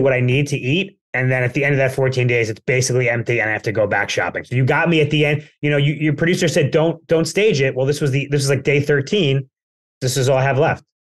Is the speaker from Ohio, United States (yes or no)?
no; Plainview, New York, United States; moved away; I was in Plainview, which we can say is my hometown, we're both Long Islanders